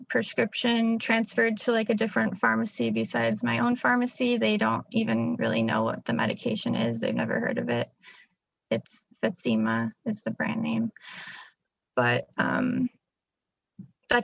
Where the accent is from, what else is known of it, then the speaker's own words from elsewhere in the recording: Chicago, Illinois, United States; I'm from Illinois, Chicagoland